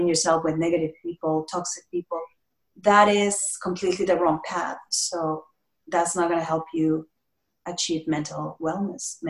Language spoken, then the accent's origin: English; Mexico; moved away; I'm from Mexico, and family is very valuable as in Latino cultures